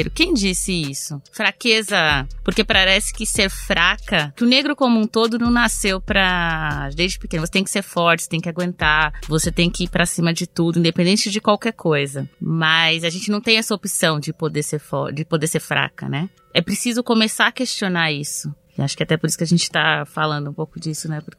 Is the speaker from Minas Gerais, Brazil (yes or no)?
no; São Paulo, Brazil; tenho 34 anos, sou paulista, paulistana.